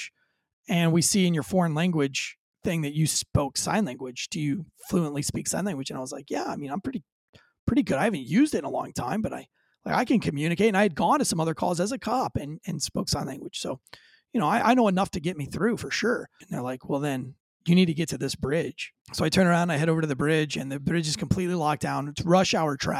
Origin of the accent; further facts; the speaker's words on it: Florida, United States; moved away; I grew up near the Florida School for the Deaf and Blind